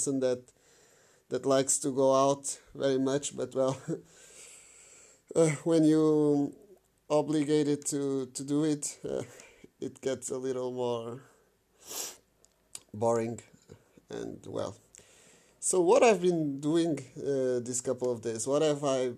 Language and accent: English; Portugal; I'm from Portugal